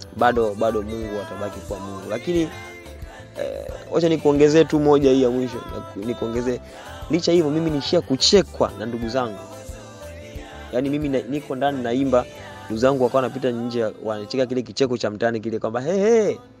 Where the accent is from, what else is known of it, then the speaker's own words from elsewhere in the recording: Songea, Ruvuma, Tanzania; Nimezaliwa Songea, uh, tarehe 25 mwezi wa